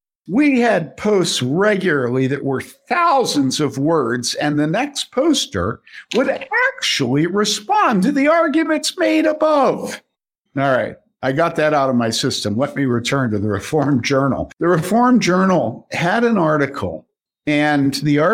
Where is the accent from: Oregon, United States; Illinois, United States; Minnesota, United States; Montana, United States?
Illinois, United States; Wheaton; growing up in Wheaton